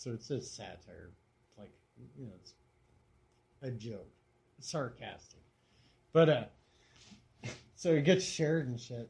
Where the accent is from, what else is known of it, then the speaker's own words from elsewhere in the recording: Lander and Douglas, Wyoming, United States; So did I, Lander and Douglas.